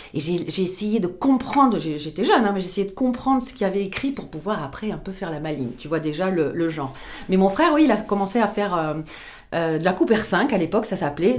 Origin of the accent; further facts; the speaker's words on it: Pau, Nouvelle-Aquitaine, France; je suis originaire de Pau